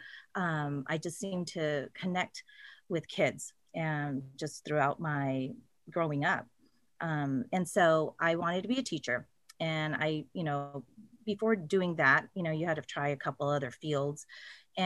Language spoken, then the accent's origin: English; Salinas, California, United States; also born or lived in San Diego; it's 2 hours from my hometown, which is Salinas